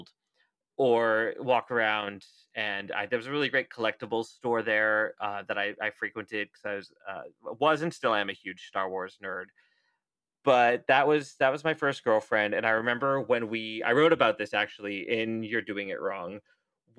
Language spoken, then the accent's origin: English; Cayucos, California, United States; I grew up in Cayucas, but our high school was in Cambria, which is the next town over